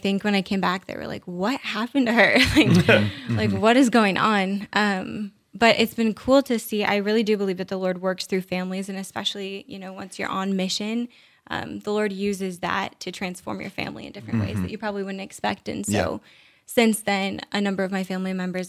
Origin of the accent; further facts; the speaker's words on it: Diocese of Duluth, northern Minnesota, United States; I'm from the Diocese of Duluth, which is northern Minnesota. Yeah, and so it was in the middle of the woods in northern Minnesota